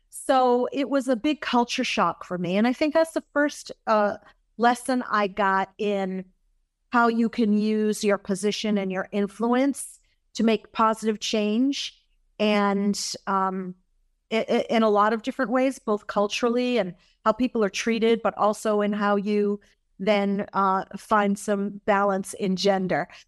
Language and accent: English; Massachusetts, United States; I grew up in Massachusetts. That's my home state.